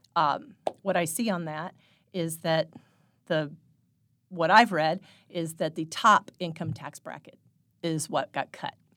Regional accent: Phelps County, Missouri, United States; also born or lived in Saint Louis; I grew up in Phelps County, spent all my life here, except for one year.

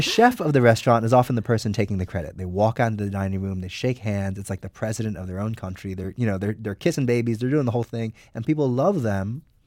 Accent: New Jersey, United States; now in New York, United States; I grew up in New Jersey

